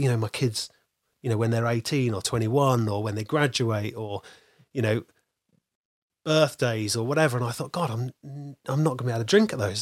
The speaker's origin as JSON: {"language": "English", "area": "North Dorset", "region": "South West England", "country": "United Kingdom", "tie": "born or raised there", "said": "I grew up in North Dorset, which is really, really rural."}